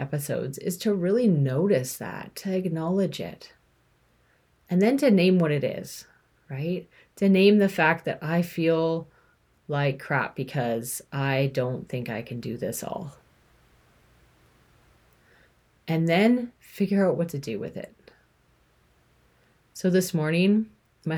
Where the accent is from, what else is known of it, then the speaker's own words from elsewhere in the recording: Canada; I'm from Canada, you know, a white female